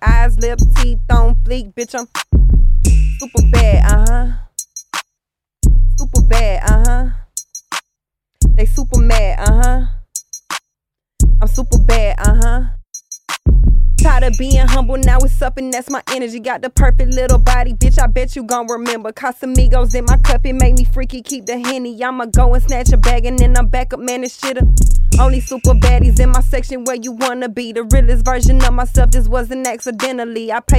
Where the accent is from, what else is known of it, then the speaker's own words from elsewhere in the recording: Mississippi, United States; I'm from Mississippi